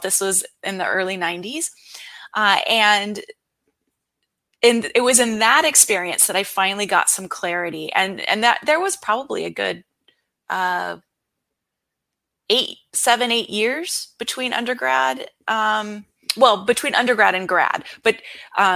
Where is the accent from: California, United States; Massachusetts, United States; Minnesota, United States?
California, United States; San Diego; also born or lived in Arizona; I'm from San Diego, California